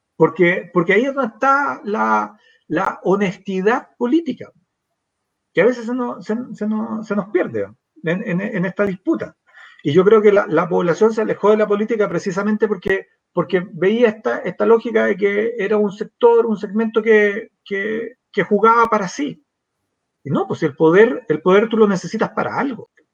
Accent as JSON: {"language": "Spanish", "town": "San Miguel", "region": "Santiago Metropolitan Region", "country": "Chile", "tie": "born or raised there", "said": "me crié en la República Independiente de San Miguel"}